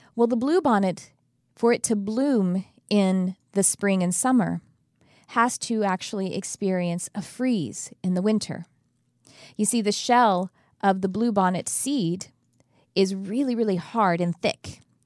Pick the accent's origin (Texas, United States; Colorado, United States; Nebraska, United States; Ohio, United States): Texas, United States; now in California, United States; I'm from Texas, but I've been in California a very long time